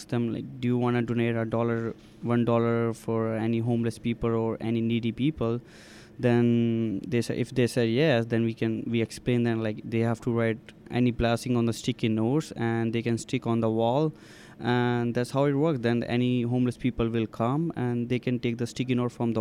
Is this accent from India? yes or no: yes; India; moved away as an adult; now in Winnipeg, Canada; I came from India in 2010 as an international student